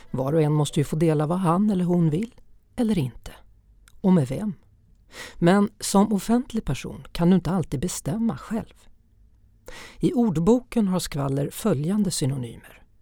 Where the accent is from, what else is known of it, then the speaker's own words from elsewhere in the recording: Borås, Västra Götaland, Sweden; accent: västgötska; kommer från Borås. Yes. Det är västgötska.